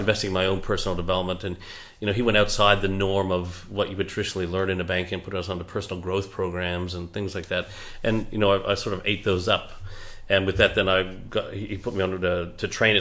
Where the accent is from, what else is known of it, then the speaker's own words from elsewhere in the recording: Canada; also born or lived in Margaret River, Australia / Geraldton, Australia; now in Perth, Australia; I'm a Canadian